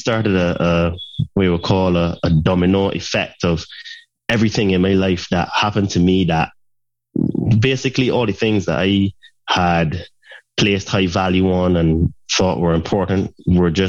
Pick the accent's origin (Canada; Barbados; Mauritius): Barbados; Saint Peter; moved away as an adult; also born or lived in United Kingdom; originally I'm from Barbados and I spent half of my life there. And then as I became a young adult, I went to study in the UK